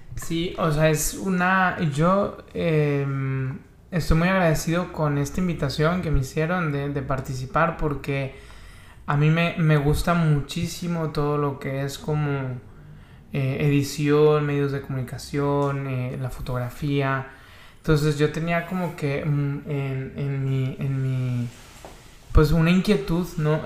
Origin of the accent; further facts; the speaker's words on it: Monclova, Coahuila, Mexico; now in Tijuana, Mexico; la ciudad de Monclova, Coahuila, de donde soy originario